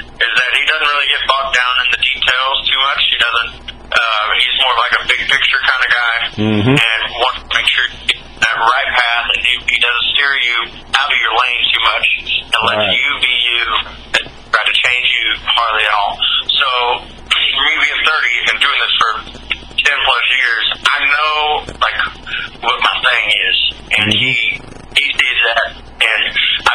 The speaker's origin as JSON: {"language": "English", "town": "Fort Worth", "region": "Texas", "country": "United States", "tie": "born or raised there", "moved": "yes", "said": "Back in my hometown, Fort Worth, I used to run like a blues jam on Sunday nights"}